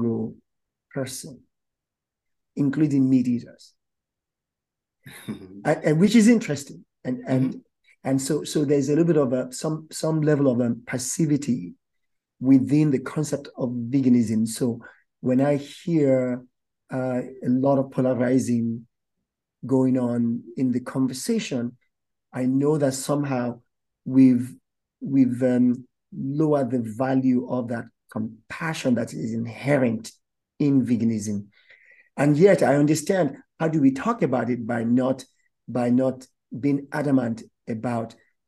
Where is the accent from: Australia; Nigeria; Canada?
Nigeria; As a Nigerian myself